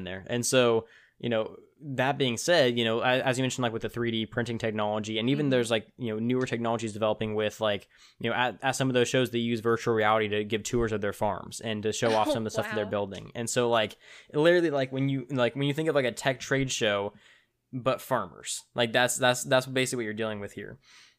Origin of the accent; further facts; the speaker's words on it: Tulare, California, United States; so in my hometown Tulare, you know, as we talked about, which I still need to figure out where you've heard of us, but in my hometown we have what's called the World Ag Expo